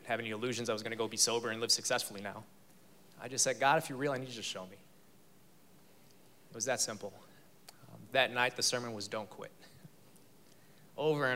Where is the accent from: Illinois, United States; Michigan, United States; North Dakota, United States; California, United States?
Illinois, United States; Chicago; moved away as an adult; also born or lived in Texas; now in Fort Worth, United States; I'm from Chicago